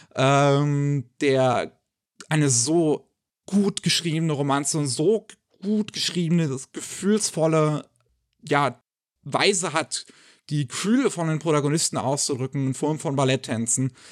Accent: Germany; bei uns in Deutschland

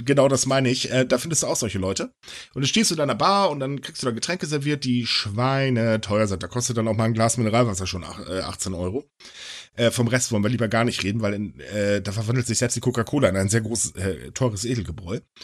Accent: Germany; bei uns in Deutschland

